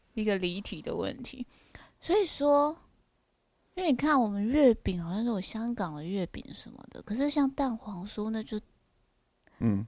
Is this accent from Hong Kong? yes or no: no; southern Taiwan, Taiwan; 南部我们都透天房子